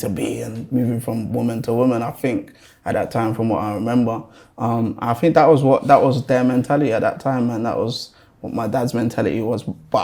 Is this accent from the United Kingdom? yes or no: yes; London, United Kingdom; the start for me starts in North London. That's where I was born and raised. Like Highgate, Archway sides, for anyone that knows North London. Pretty decent area. Like, my upbringing was cool.